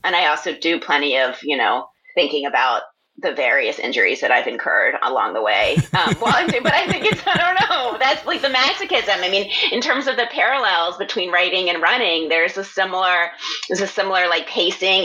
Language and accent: English; Philadelphia, Pennsylvania, United States; moved away; I was just actually in my hometown, in my parents' house um, in Philadelphia